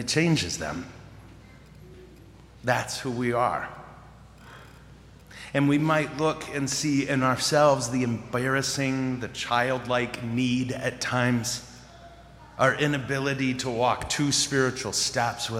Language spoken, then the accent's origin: English; Montrose, Michigan, United States; I'm from Montrose